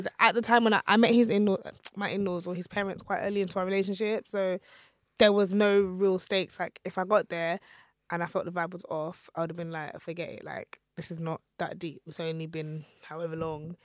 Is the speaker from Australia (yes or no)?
no; Nigeria; my husband is Ghanaian and I'm Nigerian